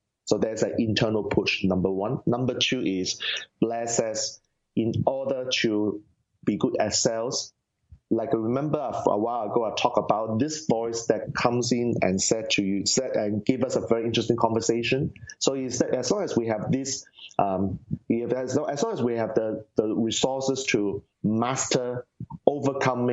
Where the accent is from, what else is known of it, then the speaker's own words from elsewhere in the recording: Singapore; Singapore, I'm from Singapore